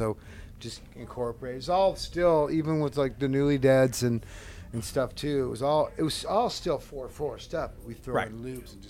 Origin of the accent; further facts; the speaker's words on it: Seattle, Washington, United States; I'm from Seattle